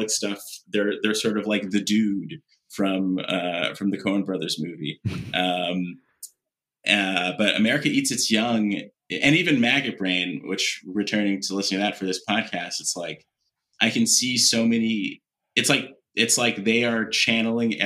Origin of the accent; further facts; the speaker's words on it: West Coast, United States; growing up on the West Coast